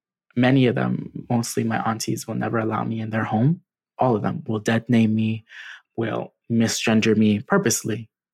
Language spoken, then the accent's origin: English; Trinidad & Tobago; specifically that I'm from Trinidad and Tobago.